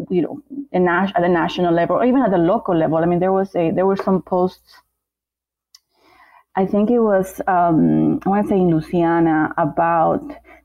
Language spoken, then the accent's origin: English; Bolivia; moved away; I'm from Bolivia